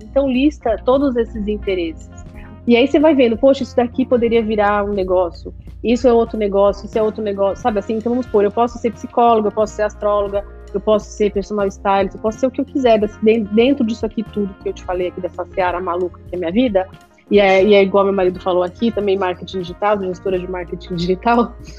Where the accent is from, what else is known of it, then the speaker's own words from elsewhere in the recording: São Paulo, Brazil; now in Miami, United States; eu cresci, nasci na Vila Madalena